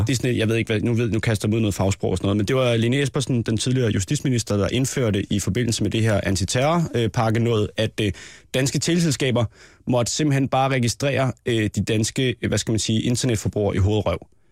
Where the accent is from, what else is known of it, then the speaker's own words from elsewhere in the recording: Næstved, Zealand, Denmark; nede i Næstved, hvor jeg er fra.